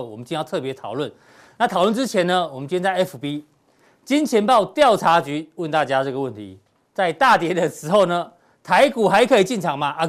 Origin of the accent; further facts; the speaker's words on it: Taiwan; 我们台湾人从小都跟台风、跟地震一起长大，